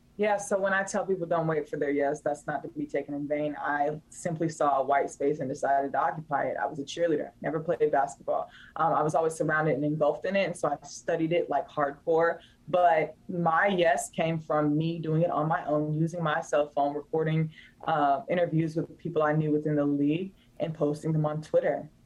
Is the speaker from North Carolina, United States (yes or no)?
yes; Raleigh, North Carolina, United States; I'm from Raleigh, I rep it to the ends of me.